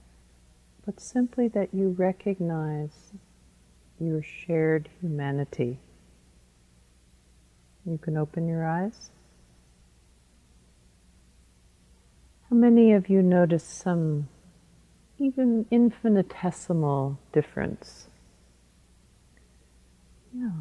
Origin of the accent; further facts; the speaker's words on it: United States; I'm an American, even though I'm a woman